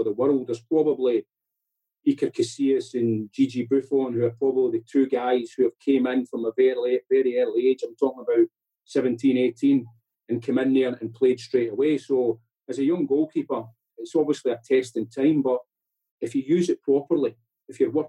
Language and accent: English; Scotland, United Kingdom; moved away; when you're a young boy growing up in Scotland